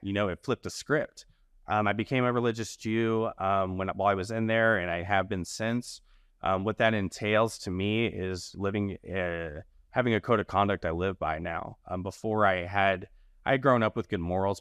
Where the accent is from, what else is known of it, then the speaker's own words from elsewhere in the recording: the South, United States; moved away; I'm from the South primarily